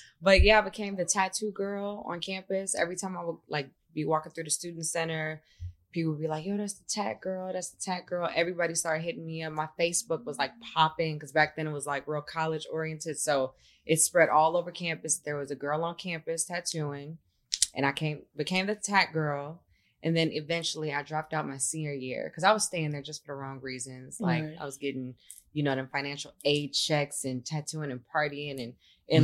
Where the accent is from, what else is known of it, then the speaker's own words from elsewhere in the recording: Chicago, Illinois, United States; now in Los Angeles, United States; I'm from Chicago.